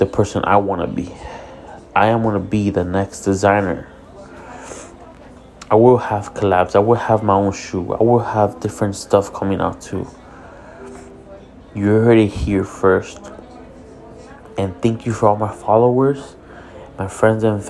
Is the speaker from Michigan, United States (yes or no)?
no; Hialeah, Florida, United States; I'm a kid from Hialeah